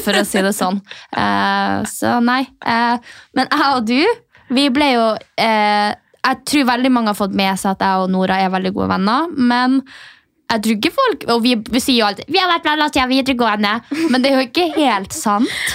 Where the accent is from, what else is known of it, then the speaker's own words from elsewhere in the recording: Alta, Finnmark, Norway; moved away as an adult; now in Oslo, Norway; vi gikk sammen på videregående i Alta